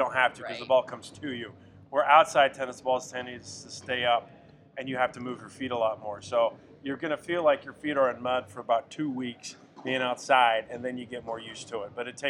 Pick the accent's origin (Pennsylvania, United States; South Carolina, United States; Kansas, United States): Kansas, United States; moved away as an adult; also born or lived in Des Moines, Iowa; I'm from Kansas originally.